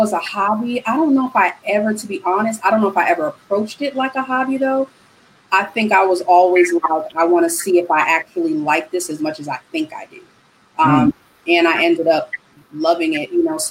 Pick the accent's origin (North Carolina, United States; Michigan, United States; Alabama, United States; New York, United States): New York, United States; New York City; moved away as an adult; also born or lived in Atlanta, Georgia; now in Houston, United States; born and raised in the Bronx, New York, but currently residing in Houston, Texas